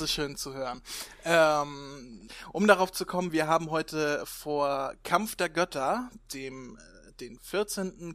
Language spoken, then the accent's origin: German; Northern Germany, Germany; ich komme aus Norddeutschland, hier sagen wir zu allen Moin